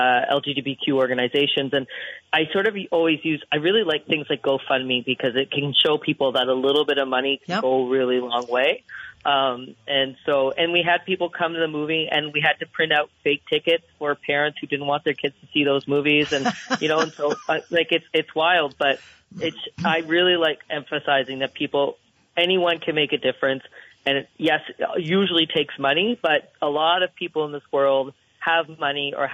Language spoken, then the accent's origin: English; Canada; We love our Canadian healthcare.